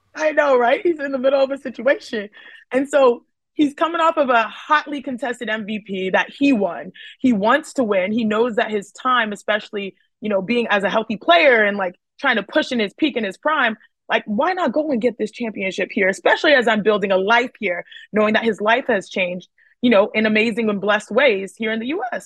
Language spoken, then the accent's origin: English; Houston, Texas, United States; growing up in Houston, Texas